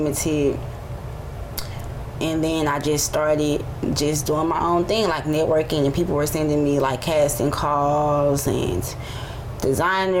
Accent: St. Louis, Missouri, United States; I'm a model from St. Louis. I do things outside of St. Louis

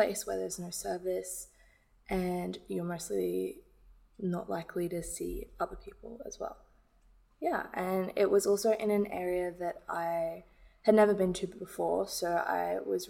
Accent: London, United Kingdom; I grew up in London

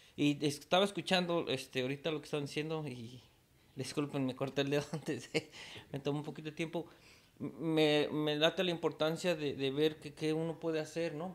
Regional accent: Mexico City, Mexico; now in United States; soy de la Ciudad de México

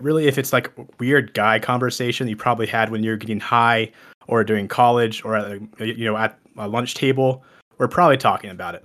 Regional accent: Texas, United States; I'm originally from Texas.

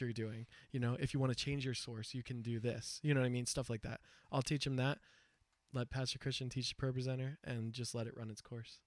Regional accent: United States; as an American, like an English speaker

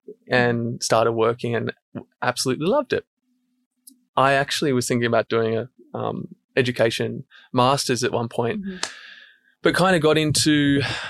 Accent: Central Coast, New South Wales, Australia; I grew up on the Central Coast

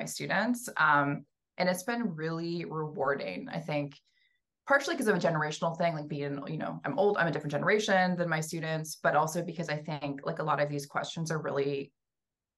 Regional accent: Western Canada, Canada; moved away as an adult; also born or lived in Allston, Boston; now in Cambridge, United States; I'm from Western Canada. I was born and raised there, and I ended up coming to Boston for an MFA.

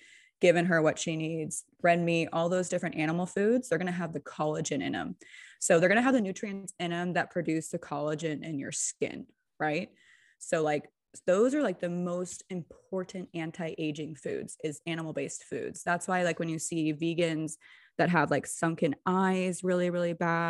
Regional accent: California, United States; Especially being like a Californian, you get so much pressure about plastic surgery, right?

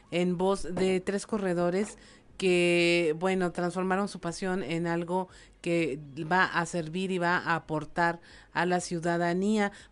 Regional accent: Torreón, Coahuila, Mexico; eh, soy de Torreón, le voy al Santos

